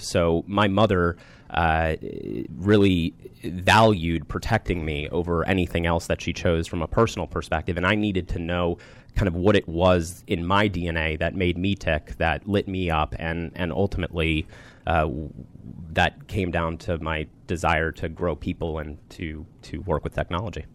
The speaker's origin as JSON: {"language": "English", "town": "Rockville", "region": "Maryland", "country": "United States", "tie": "born or raised there", "said": "I grew up in the Rockville, Maryland area."}